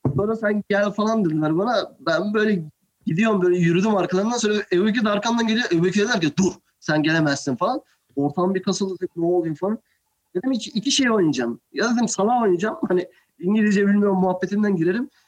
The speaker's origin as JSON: {"language": "Turkish", "country": "Turkey", "also_born_or_lived": "Buffalo, United States / New York, United States", "moved": "as an adult", "said": "Aslen ben Türk'üm"}